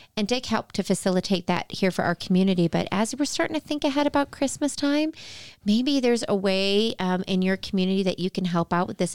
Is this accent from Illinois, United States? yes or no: yes; outside of Chicago, Illinois, United States; I grew up outside of Chicago